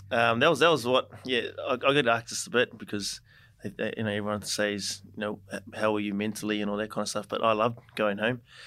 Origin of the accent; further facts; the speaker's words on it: New Zealand; moved away as an adult; now in Brisbane, Australia; I played a game with my brothers for my hometown team, Taurua